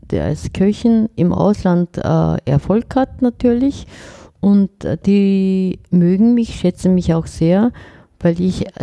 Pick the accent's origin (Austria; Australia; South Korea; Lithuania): South Korea; now in Germany; ich komme doch nicht aus Nordkorea, ich bin aus Südkorea, hallo.